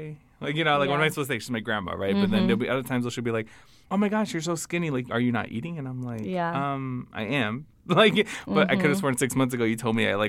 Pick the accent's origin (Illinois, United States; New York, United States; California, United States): Illinois, United States; Chicago; so I'm originally from Chicago, family lives in Chicago.